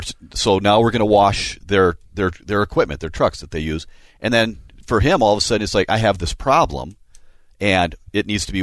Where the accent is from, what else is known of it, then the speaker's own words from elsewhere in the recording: Minnesota, United States; we're from Minnesota, too.